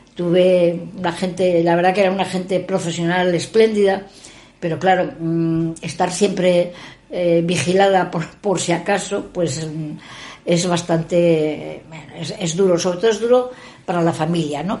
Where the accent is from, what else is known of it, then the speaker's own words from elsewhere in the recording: Gijón, Asturias, Spain; also born or lived in San Sebastián / Madrid; sí, naciendo en Osti, pero bueno, soy gijonesa desde el mes de nacimiento